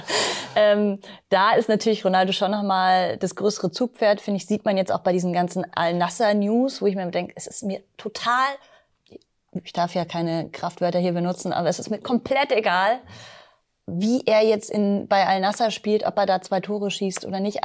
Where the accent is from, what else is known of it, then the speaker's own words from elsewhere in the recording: Munich, Bavaria, Germany; Ich als Münchnerin